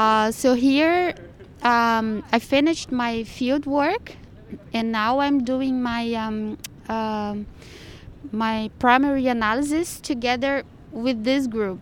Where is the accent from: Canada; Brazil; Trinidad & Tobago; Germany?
Brazil; Yeah, I'm from Brazil.